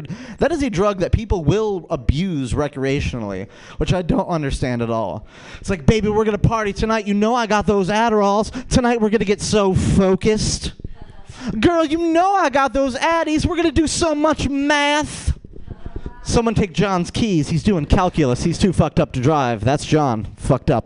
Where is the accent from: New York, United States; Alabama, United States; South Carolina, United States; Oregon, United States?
New York, United States; Rochester; I'm from Rochester, New York